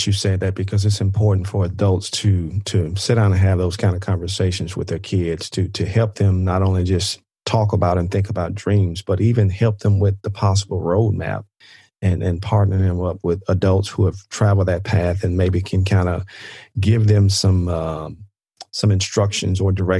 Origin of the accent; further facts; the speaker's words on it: Mississippi, United States; people find out I'm from Mississippi, and they're like, you don't sound like you're from Mississippi. But I'm like, I am.